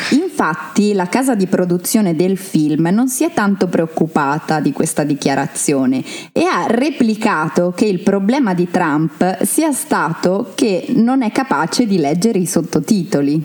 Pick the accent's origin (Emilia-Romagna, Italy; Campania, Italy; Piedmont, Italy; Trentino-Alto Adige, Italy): Trentino-Alto Adige, Italy; Trento; sono una trentina doc